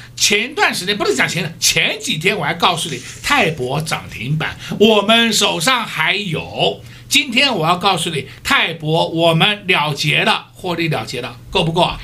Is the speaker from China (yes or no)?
no; Taiwan; 我们台湾人民